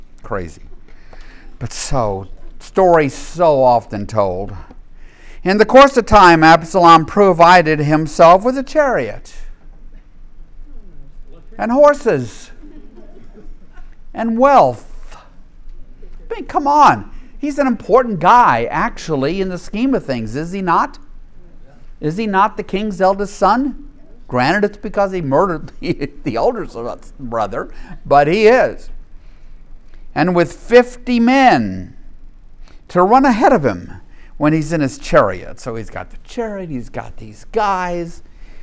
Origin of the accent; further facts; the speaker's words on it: Deep South, United States; I grew up in the Deep South